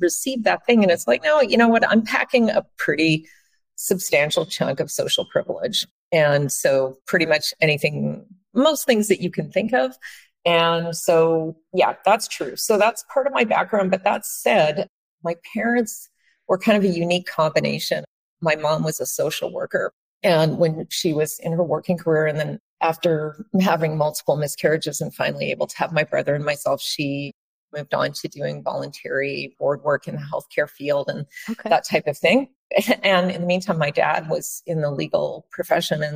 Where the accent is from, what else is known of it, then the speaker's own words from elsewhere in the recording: Vancouver, British Columbia, Canada; in what's colonially known as Vancouver, Canada. So that's my hometown.